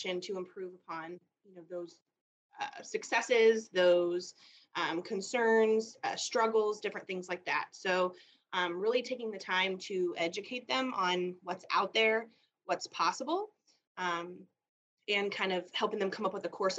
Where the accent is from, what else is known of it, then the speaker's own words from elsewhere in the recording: Illinois, United States; moved away as an adult; now in Jefferson City, United States; I moved from Illinois, where I grew up, in 2017 with my family.